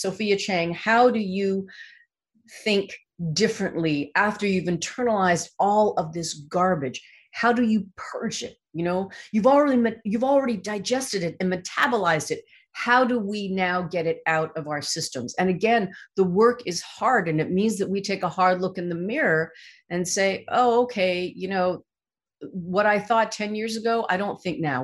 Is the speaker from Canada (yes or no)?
yes; Canada; I'm Asian Canadian